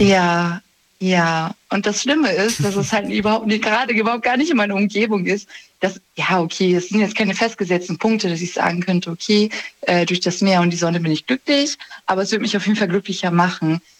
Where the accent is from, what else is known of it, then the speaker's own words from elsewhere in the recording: Germany; ich bin zwar in Deutschland geboren